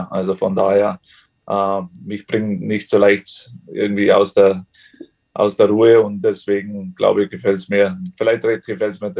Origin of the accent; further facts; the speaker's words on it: Germany; moved away; fühle mich natürlich noch als Deutscher, ist ganz klar, aber trotzdem, ja, ich bin natürlich schon so lange jetzt hier